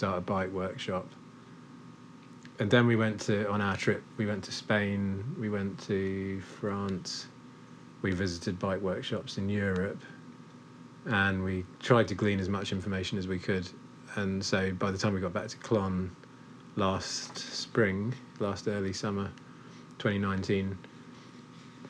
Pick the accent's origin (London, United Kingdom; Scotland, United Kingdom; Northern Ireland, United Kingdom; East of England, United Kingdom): East of England, United Kingdom; Cambridge; now in Clonakilty, Ireland; I grew up in Cambridge